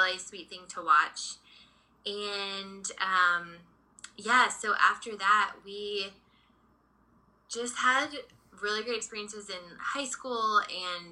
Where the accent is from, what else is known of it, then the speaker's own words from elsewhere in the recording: Dallas, Texas, United States; moved away as an adult; also born or lived in Redondo Beach, California; now in Los Angeles, United States; I grew up in Dallas, so I have a twin sister, and we were actually born out here in Redondo Beach